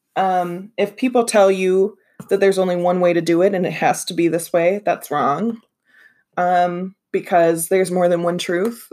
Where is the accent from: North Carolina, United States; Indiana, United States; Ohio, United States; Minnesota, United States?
Minnesota, United States; I'm from Minnesota